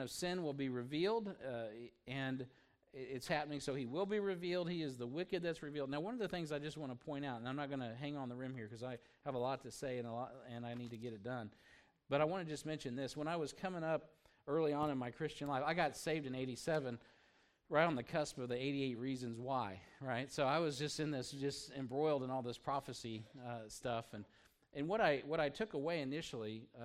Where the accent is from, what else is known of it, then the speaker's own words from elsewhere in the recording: United States; as an American